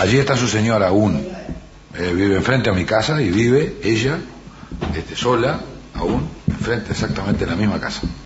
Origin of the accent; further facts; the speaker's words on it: Rocha, Uruguay; la característica que tenemos los rochenses de cómo acentuamos, que, cuál es nuestro acento y cómo manejamos el tú